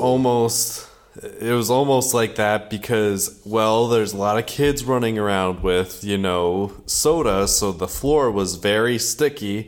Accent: Minnesota, United States; growing up in Minnesota, it, it was like, uh, this was regular life

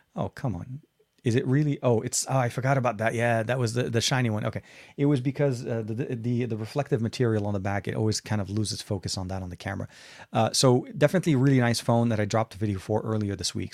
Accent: Lebanon; now in United States; Lebanon, my home country

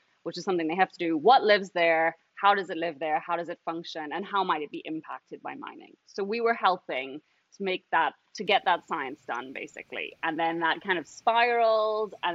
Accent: Trinidad & Tobago; I'm from Trinidad and Tobago, which is actually where I am right now

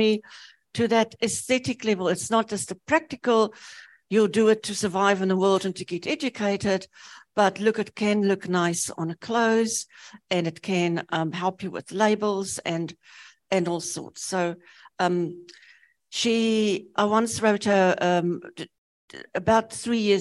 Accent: South Africa; also born or lived in Namibia; now in New Zealand; I grew up in South Africa, we used the UK system for maths. So when I came to New Zealand

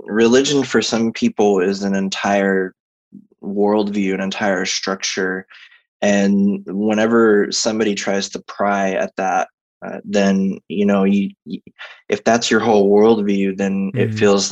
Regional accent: Texas, United States; I was raised as a Southern Baptist. So I'm from Texas

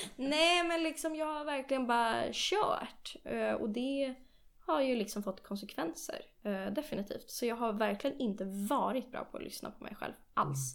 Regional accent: Nacka, Stockholm County, Sweden; also born or lived in London, United Kingdom / United States; Jag är uppvuxen i eh, Stockholm, eller i, ja, inte i Stockholm, utanför Stockholm eh, i en kommun som heter Nacka.

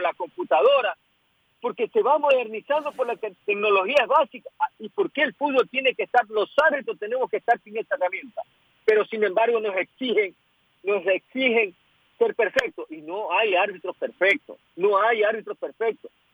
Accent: Ecuador; Yo como ecuatoriano

